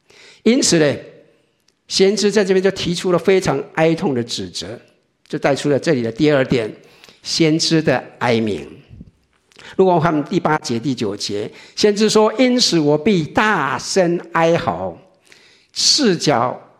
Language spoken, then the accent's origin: Chinese; Taiwan; 我们我想，我们从台湾来的很多人都知道，我们在台湾拜拜是什么？